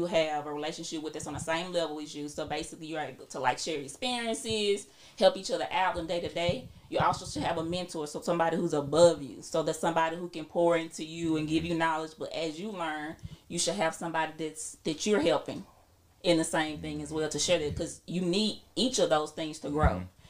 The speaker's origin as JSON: {"language": "English", "town": "Jackson", "country": "United States", "moved": "yes", "said": "We come from Jackson"}